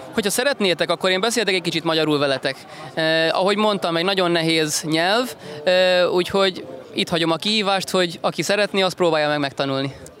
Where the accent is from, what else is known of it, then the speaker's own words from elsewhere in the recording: Funchal, Madeira, Portugal; sou natural do Funchal